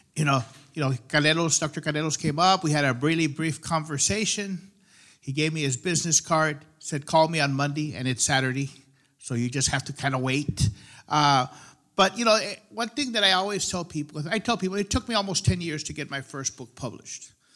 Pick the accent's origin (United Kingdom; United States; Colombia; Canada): United States; the Rio Grande Valley, Texas; Growing up in El Valle, we grew up with our cuckoo stories